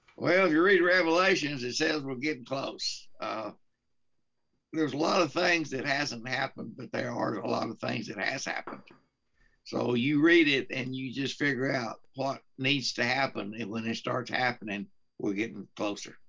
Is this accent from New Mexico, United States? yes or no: yes; Carlsbad, New Mexico, United States; now in Texas, United States; I'm from Carlsbad, New Mexico. I was raised up in New Mexico before I came to Texas